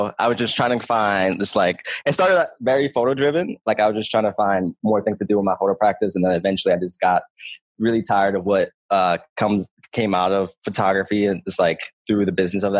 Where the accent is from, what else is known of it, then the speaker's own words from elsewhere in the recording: Philadelphia, Pennsylvania, United States; I'm from North Philly, from like a small neighborhood called Pelonville. And I grew up there, born and raised